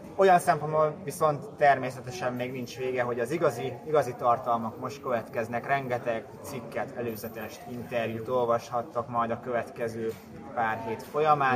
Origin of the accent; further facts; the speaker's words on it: Hungary; magyarok vagyunk